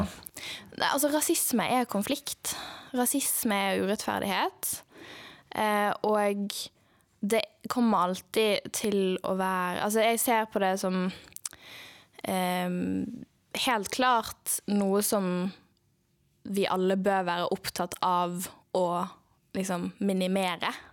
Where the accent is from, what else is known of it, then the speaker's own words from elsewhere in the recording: Bergen, Vestland, Norway; jeg er født og oppvokst i Bergen, som er en veldig stor del av min identitet